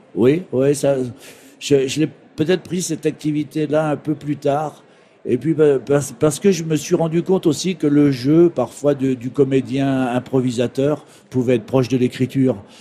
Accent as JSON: {"language": "French", "town": "Saint-Georges-des-Groseilliers", "region": "Normandy", "country": "France", "tie": "born or raised there", "also_born_or_lived": "Flers", "moved": "as an adult", "said": "je suis né dans l'Orne à Flers et j'ai passé mon enfance à Saint-Georges-des-Groseilliers."}